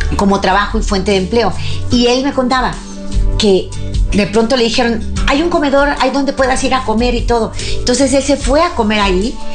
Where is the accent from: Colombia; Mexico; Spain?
Mexico; aquí en mi país, México